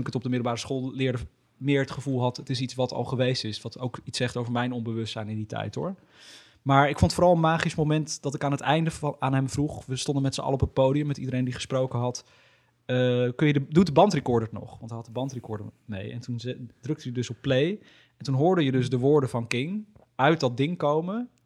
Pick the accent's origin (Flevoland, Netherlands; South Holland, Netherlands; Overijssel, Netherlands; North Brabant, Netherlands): Flevoland, Netherlands; Almere; niet geboren, maar wel opgegroeid